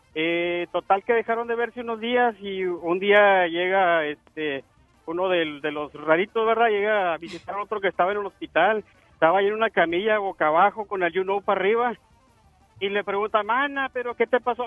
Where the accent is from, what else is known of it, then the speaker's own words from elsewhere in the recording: Chalatenango, El Salvador; also born or lived in Sacramento, California; now in Woodland, United States; nací en El Salvador, Chalatenango